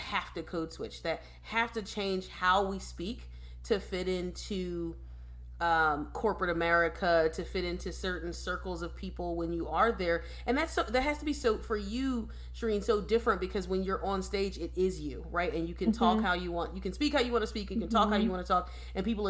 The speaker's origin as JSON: {"language": "English", "town": "Philadelphia", "region": "Pennsylvania", "country": "United States", "moved": "yes", "said": "I'm from Philadelphia"}